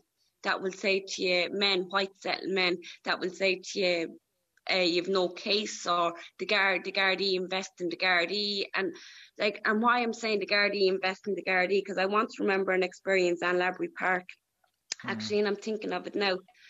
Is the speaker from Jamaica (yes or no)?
no; Ireland; I used to say I was from Kilkenny because I'd be stopped and, like, where are you from? And if I said I was from Valley Farmers, straight away I was stopped because of my accent, you know.